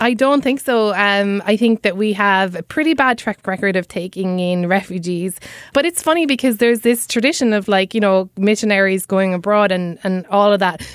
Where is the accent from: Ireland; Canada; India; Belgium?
Ireland; Cobh, Munster; accent: Irish; moved away as an adult; now in New York City, United States; my hometown of Cove